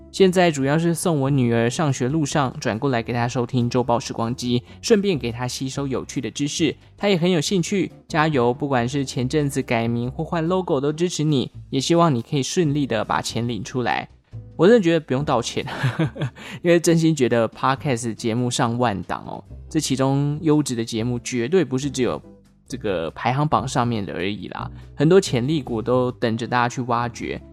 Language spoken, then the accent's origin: Chinese; Taichung, Taiwan; 我又是台中人